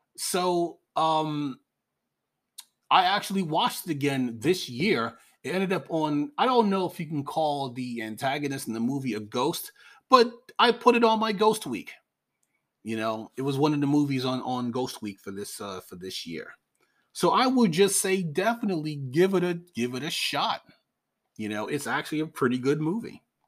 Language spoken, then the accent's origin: English; New York, United States; I'm from New York